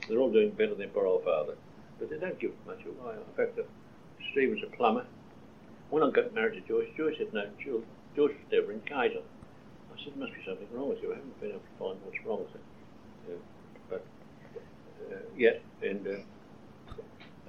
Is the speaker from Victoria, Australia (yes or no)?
yes; Nathalia, Victoria, Australia; also born or lived in Numurkah; I grew up in Nathalia